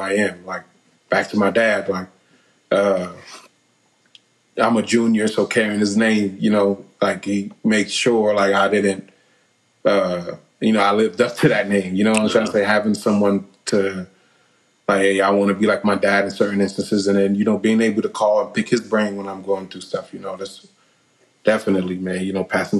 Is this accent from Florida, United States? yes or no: yes; Delray Beach, Florida, United States; also born or lived in Orlando; growing up in Delray Beach there